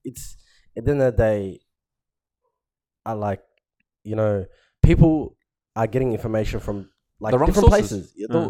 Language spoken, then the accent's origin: English; Somalia; moved away; I come from Somalia, bro, and we don't have a government